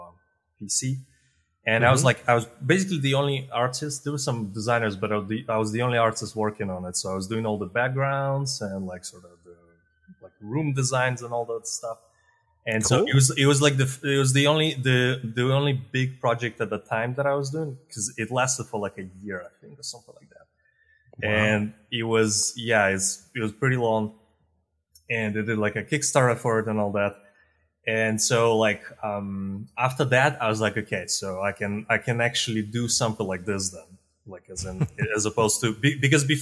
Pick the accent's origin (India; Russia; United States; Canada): Russia; moved away as an adult; also born or lived in Eastern Europe; now in Spain; I'm born in Eastern Europe, in Russia, actually.